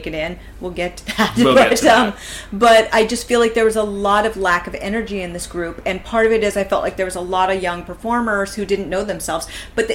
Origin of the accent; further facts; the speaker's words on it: United States; we are American. We are not European